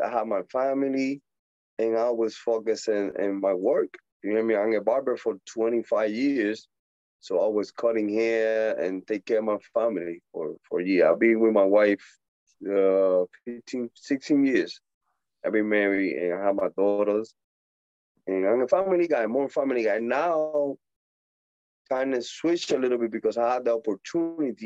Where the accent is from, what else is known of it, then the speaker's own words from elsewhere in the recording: Puerto Rico; accent: Puerto Rican; English is a second language; moved away; also born or lived in Dominican Republic / Pennsylvania; my accent, you know, the way that I talk more like Puerto Rico, because I'm born and grow over there in Puerto Rico.